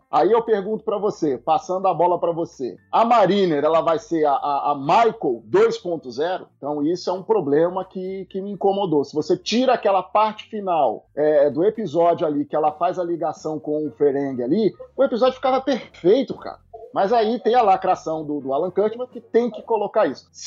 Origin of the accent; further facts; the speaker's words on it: Rio de Janeiro, Brazil; a gente é, é, carioca é do Rio de Janeiro, mas já tem gente do Brasil inteiro, né?